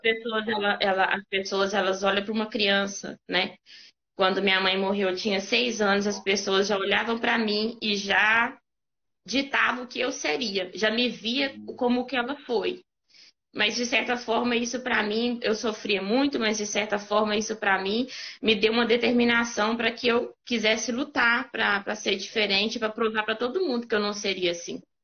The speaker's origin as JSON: {"language": "Portuguese", "town": "Caeté", "region": "Minas Gerais", "country": "Brazil", "said": "eu sou de Caeté, né, o interior"}